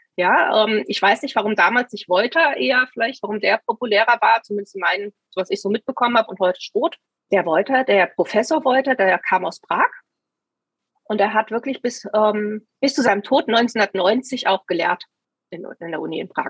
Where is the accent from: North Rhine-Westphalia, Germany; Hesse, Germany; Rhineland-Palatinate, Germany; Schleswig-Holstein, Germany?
Hesse, Germany; Taunusstein; ich bin in Taunusstein aufgewachsen